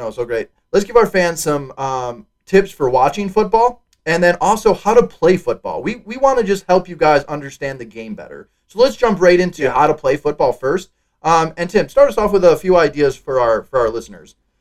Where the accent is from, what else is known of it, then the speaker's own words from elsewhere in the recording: Wisconsin, United States; I'm from Wisconsin